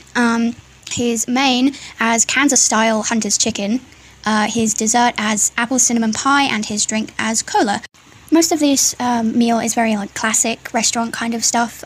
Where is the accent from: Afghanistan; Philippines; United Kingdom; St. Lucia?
United Kingdom; I'm British